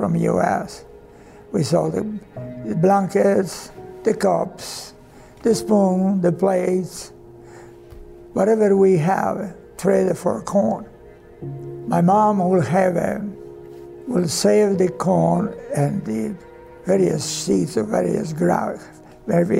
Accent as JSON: {"language": "English", "country": "Croatia", "also_born_or_lived": "Denver, Colorado", "second_language": "English", "moved": "as an adult", "lives_now": "United States"}